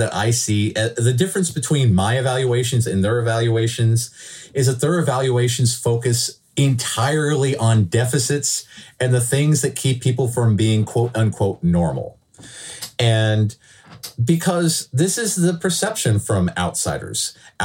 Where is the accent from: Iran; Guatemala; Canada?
Canada; We are proud to be Canadian. This is the land of our heritage